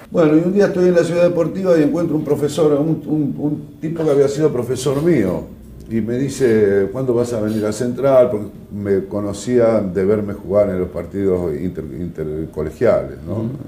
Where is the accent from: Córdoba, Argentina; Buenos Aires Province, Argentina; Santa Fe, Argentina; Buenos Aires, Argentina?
Santa Fe, Argentina; Rosario; soy rosarino hasta la muerte